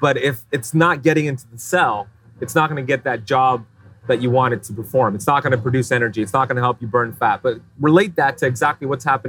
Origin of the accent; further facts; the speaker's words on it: Miami, Florida, United States; You're vacationing in my hometown, Miami.